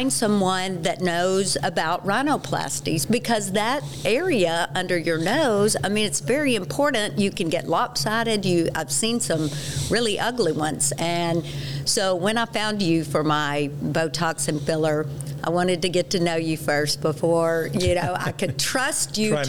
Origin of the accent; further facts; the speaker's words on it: Texas, United States; accent: Texas; now in Colorado, United States; I will try to curb my Texas accent just a bit. Now that I'm a Coloradoan